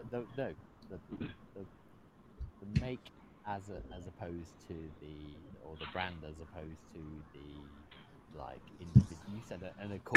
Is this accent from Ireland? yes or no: no; England, United Kingdom; As an English white privileged child